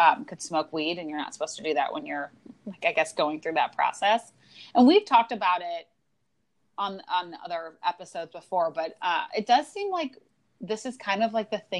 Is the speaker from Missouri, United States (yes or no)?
yes; St. Louis, Missouri, United States; In St. Louis, we always ask, where did you go to high school?